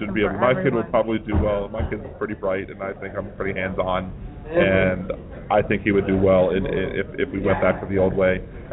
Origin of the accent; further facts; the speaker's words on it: Baltimore, Maryland, United States; now in New Orleans, United States; No, I'm from Baltimore.